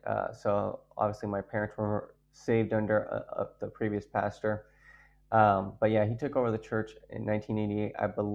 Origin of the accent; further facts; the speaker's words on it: San Antonio, Texas, United States; So I grew up in San Antonio, Texas. My parents actually met in the San Antonio church.